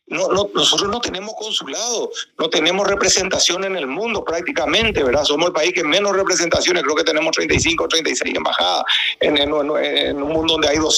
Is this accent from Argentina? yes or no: no; Paraguay; moved away as an adult; now in Miami, United States; Que yo que soy paraguayo, ¿verdad? Que vivo acá hace 40 años